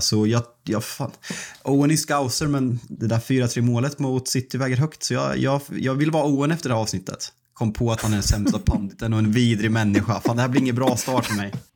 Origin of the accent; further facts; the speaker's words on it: Sweden; som svensk